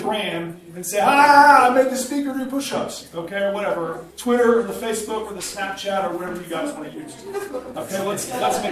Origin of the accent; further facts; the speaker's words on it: Coweta, Oklahoma, United States; I grew up in Coweta, Oklahoma, which is a small town outside of Tulsa, Oklahoma. I grew up on a farm there, was raised in Coweta my entire life.